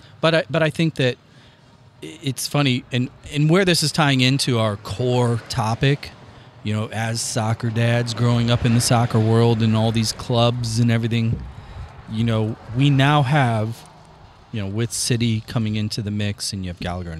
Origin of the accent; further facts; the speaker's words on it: St. Charles, Missouri, United States; talk about South County or South City Hoosiers, and I'm from St. Charles.